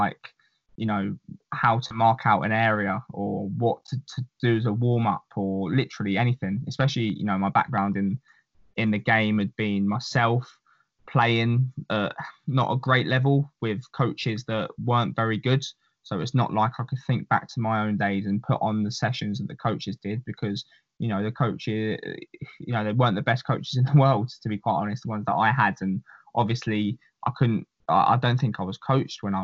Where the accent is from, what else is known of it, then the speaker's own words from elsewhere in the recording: England, United Kingdom; moved away as an adult; also born or lived in United States; as an English person